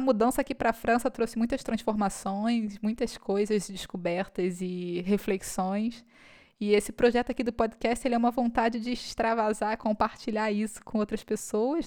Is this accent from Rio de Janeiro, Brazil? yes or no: yes; Rio de Janeiro, Brazil; first language Portuguese; moved away as an adult; sou nascida e criada no subúrbio do Rio de Janeiro